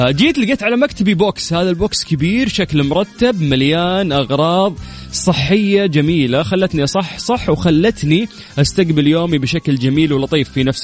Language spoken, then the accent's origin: Arabic; Riyadh, Riyadh Province, Saudi Arabia; هلا هلا … معك … من الرياض